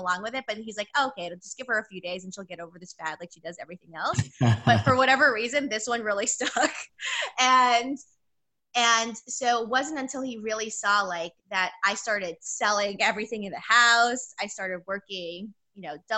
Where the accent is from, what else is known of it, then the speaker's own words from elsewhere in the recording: New York City, New York, United States; I'm from New York City.